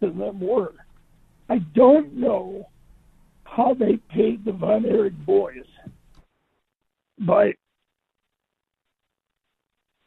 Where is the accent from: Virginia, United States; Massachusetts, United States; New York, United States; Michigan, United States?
Michigan, United States; Detroit; moved away; also born or lived in Dallas; I grew up outside Detroit